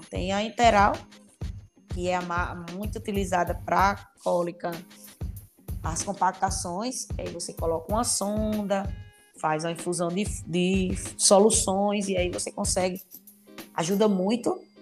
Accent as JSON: {"language": "Portuguese", "region": "Rio Grande do Norte", "country": "Brazil", "also_born_or_lived": "Piauí", "moved": "yes", "lives_now": "Paraíba, Brazil", "said": "eu sou do Rio Grande do Norte, né? Então, já morei no Piauí e hoje tô na Paraíba."}